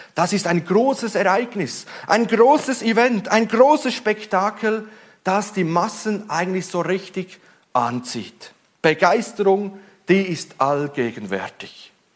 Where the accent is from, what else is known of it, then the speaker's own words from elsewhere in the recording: Switzerland; Ich als Schweizer